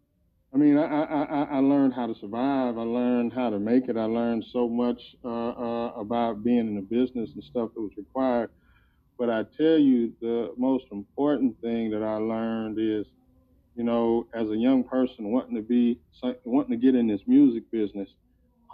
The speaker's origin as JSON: {"language": "English", "country": "United States", "also_born_or_lived": "Detroit, Michigan / Canton, Ohio / Tallahassee, Florida", "moved": "as an adult", "said": "I'm from Detroit and Ohio, between Detroit and Canton, Ohio"}